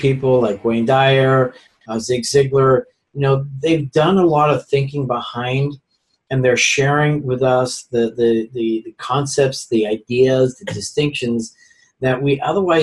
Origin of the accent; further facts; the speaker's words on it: Netherlands; now in United States; I'm also an immigrant. I came from Holland.